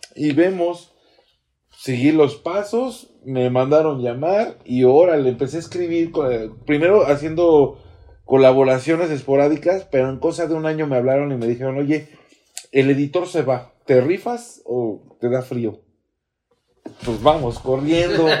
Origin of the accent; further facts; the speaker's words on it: Mexico City, Mexico; also born or lived in Roma, Mexico City / Del Valle, Mexico City / Querétaro / Ciudad Satélite, State of Mexico; yo crecí en Nápoles